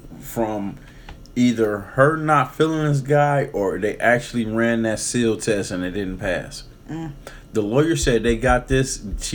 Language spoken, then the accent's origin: English; Detroit, Michigan, United States; Like I grew up in Detroit when the motherfucking Kroger was on Michigan and Schaefer.